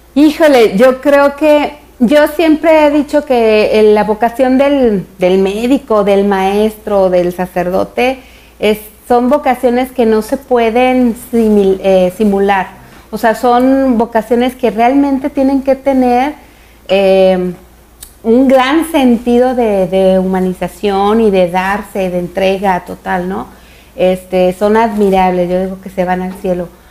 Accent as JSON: {"language": "Spanish", "town": "Zapopan", "region": "Jalisco", "country": "Mexico", "tie": "born or raised there", "also_born_or_lived": "Guadalajara, Jalisco", "said": "Zapopan, Jalisco, ahí crecimos."}